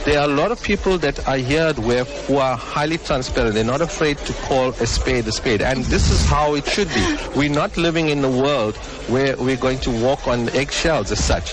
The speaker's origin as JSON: {"language": "English", "town": "Durban", "region": "KwaZulu-Natal", "country": "South Africa", "tie": "born or raised there"}